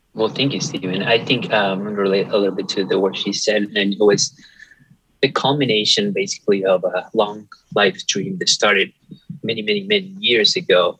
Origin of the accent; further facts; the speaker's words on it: Venezuela; moved away as an adult; also born or lived in Detroit, Michigan; now in Michigan, United States; I, I, was born and raised in Venezuela